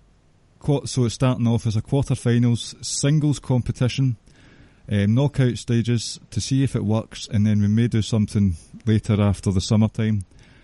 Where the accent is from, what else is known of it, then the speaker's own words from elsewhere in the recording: Scotland, United Kingdom; I'm too Scottish